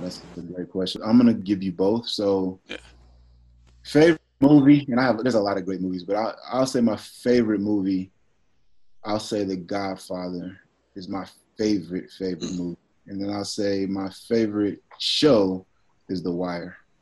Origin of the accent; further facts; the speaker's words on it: Dallas, Texas, United States; I'm from Dallas